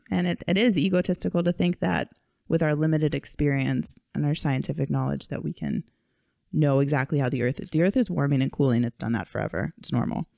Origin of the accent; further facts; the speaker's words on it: Kailua, Hawaii, United States; we grew up in Kailua. We grew up in Hawaii